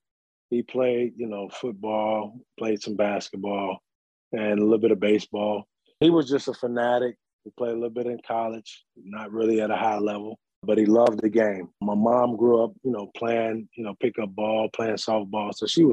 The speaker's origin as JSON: {"language": "English", "town": "Chicago", "region": "Illinois", "country": "United States", "tie": "born or raised there", "moved": "as an adult", "lives_now": "Georgia, United States", "said": "I'm from Chicago, south side of Chicago. Grew up, born and raised there. I was there majority of my life. Just recently moved from there to Georgia a few years ago. So Chi-Town is home."}